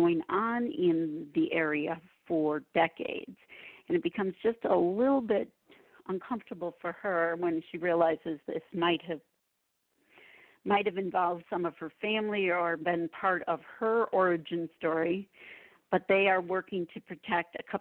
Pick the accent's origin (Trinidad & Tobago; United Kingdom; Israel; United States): United States; Watkins Glen, New York; moved away as an adult; also born or lived in Chicago area / Frankfurt; now in Chicago, United States; Watkins Glen, which is my hometown in the Finger Lakes